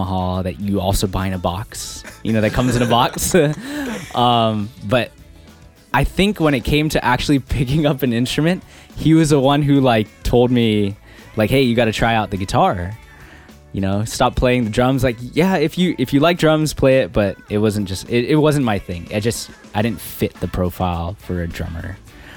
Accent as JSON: {"language": "English", "town": "Yigo", "country": "Guam", "tie": "born or raised there", "moved": "yes", "lives_now": "San Diego, United States", "said": "I'm from Guam, born and raised. I actually grew up on the north part of the island in this little town called Jigo"}